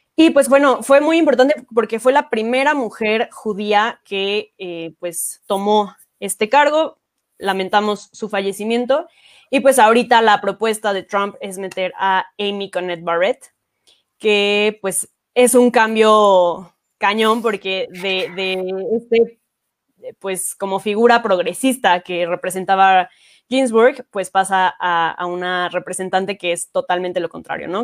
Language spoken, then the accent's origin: Spanish; Mexico; nosotros como mexicanos